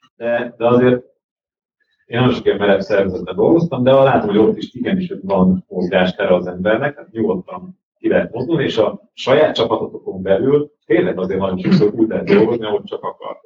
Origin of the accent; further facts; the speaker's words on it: Hungary; magyarok vagyunk